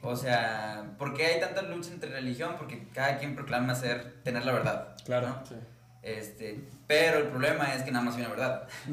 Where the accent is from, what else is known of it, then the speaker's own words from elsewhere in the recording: Mexico; yo tengo como mexicano del siglo